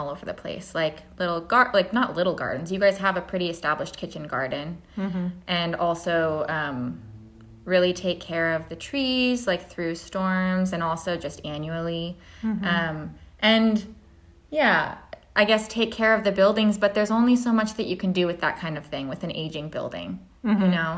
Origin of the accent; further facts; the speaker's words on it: Oregon, United States; I'm from Oregon. And so I learned a lot about Oregon history through the context of pioneers, because that's what was happening when I was learning in elementary school